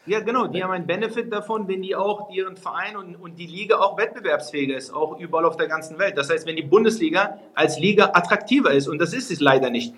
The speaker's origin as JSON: {"language": "German", "town": "Hanover", "region": "Lower Saxony", "country": "Germany", "tie": "born or raised there", "also_born_or_lived": "England", "moved": "as an adult", "lives_now": "United States", "said": "ich bin wirklich gebürtiger Hannoveraner"}